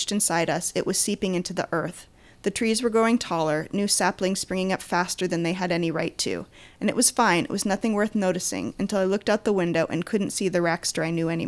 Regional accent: Maine, United States; I'm from Maine

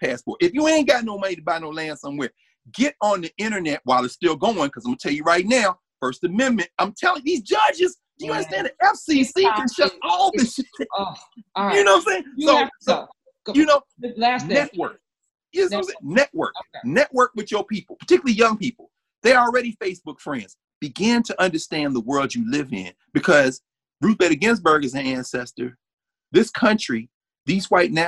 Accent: Nashville, Tennessee, United States; I was born in Nashville.

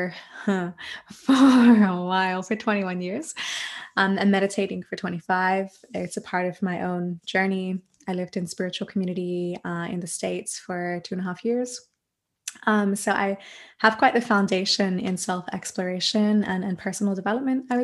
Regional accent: Australia; moved away as an adult; now in Germany; I'm an Australian mantra musician, voice coach, and yoga teacher based in Germany

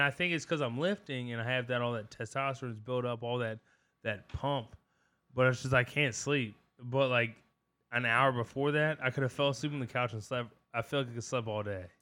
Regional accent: Culpeper County, Virginia, United States; we grew up in Culpepper County

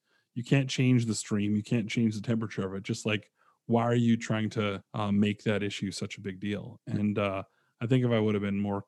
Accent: Abbotsford, British Columbia, Canada; moved away as an adult; also born or lived in Vancouver; now in Chicago, United States; in my hometown. I'm from Abbotsford, BC, Canada.

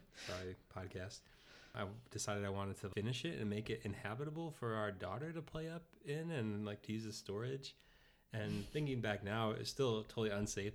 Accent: Oak Park, Illinois, United States; I grew up in Oak Park, Illinois, so suburb of Chicago

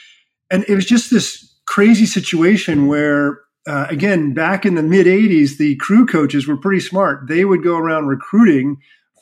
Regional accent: Reno, Nevada, United States; growing up in Reno, Nevada

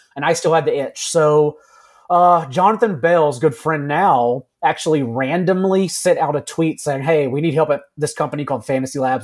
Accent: Texas, United States; Wrote for a hometown newspaper, wrote for other newspapers around the my home state of Texas.

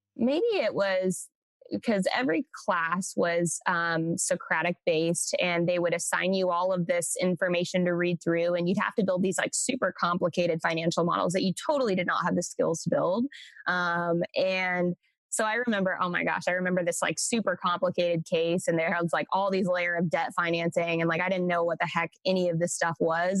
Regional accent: Central Coast, California, United States; now in Austin, United States; I am from originally uh, Central Coast, California, um, is where I grew up.

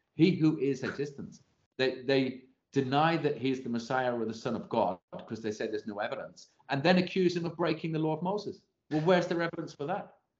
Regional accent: England, United Kingdom; as an Englishman

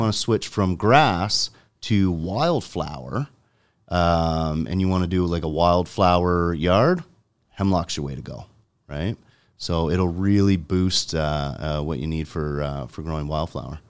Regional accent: Jordan, Ontario, Canada; I grew up in Jordan

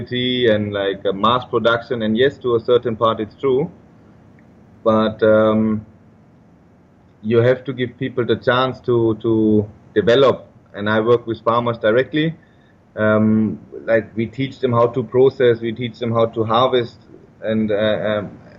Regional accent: Germany; also born or lived in Vietnam; I'm from Germany

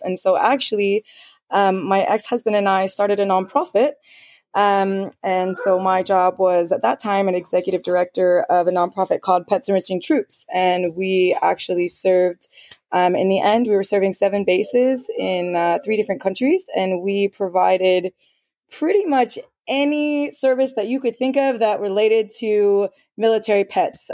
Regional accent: Philadelphia, Pennsylvania, United States; moved away; I'm from the Philadelphia area of Pennsylvania

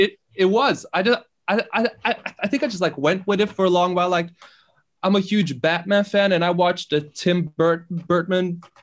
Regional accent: Bærum, Akershus, Norway; born or raised there; English is a second language; also born or lived in Iran

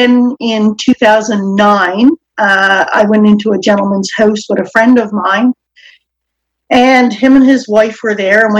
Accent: Newfoundland and Labrador, Canada; I will soon be 55, and I'm from Newfoundland

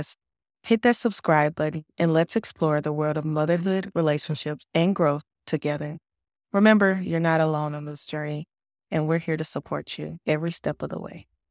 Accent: United States; moved away as an adult; now in Kuwait; We are an American expat family

